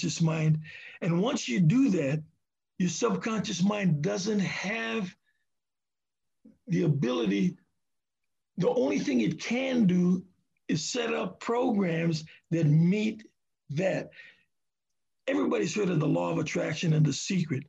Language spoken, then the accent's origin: English; Hawaii, United States; now in Seattle, United States; I'm from Hawaii